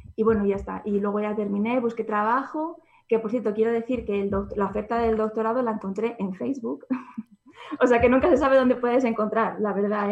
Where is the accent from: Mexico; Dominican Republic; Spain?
Spain; Zamora, Castile and León; moved away as an adult; also born or lived in England; está cerca de mi casa porque yo soy de Zamora.